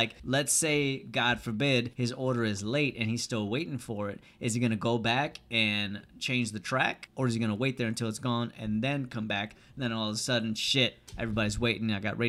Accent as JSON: {"language": "English", "town": "New York City", "region": "New York", "country": "United States", "tie": "born there", "said": "Yeah, I was born in Brooklyn."}